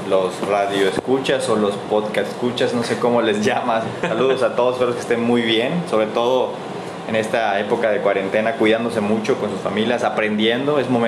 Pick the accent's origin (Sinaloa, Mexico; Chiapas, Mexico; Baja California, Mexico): Chiapas, Mexico; also born or lived in Tenosique, Tabasco; now in Mérida, Mexico; Tengo más de 15 años aquí en, en Mérida, entonces yo nací en Emiliano, en Tabasco, en Tenosique, Tabasco, ahí nací, luego me fui a, mi familia fue a radicar a Chiapas, un lugar de Chiapas